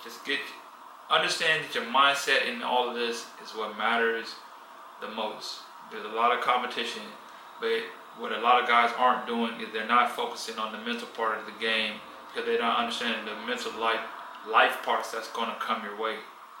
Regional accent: United States; moved away; I grew up in America.

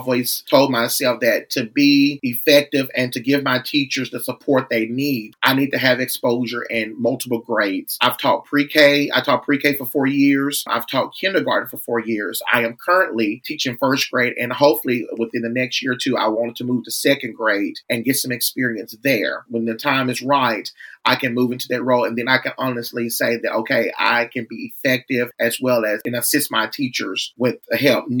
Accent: Wynne, Arkansas, United States; I was born and raised in Wynn, Arkansas, a very small city

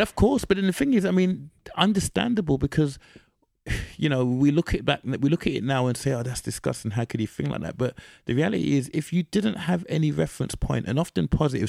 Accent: United Kingdom

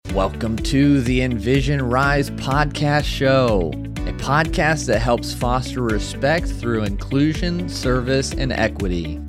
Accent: Maine, United States; now in Boulder, United States; I am in Boulder, Colorado at the moment, originally from Maine

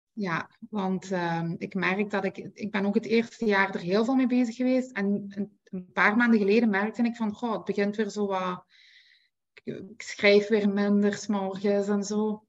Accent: Belgium; ik ben van België

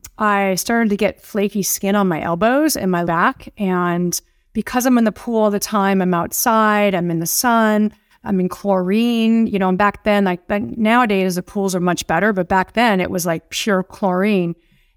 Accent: Beverly Hills, California, United States; I grew up in Beverly Hills.

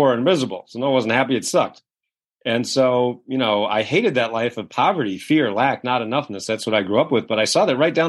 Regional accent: Kennebunkport, Maine, United States; I grew up in a little town called Kennebunkport, Maine, which is one of the wealthiest communities in New England.

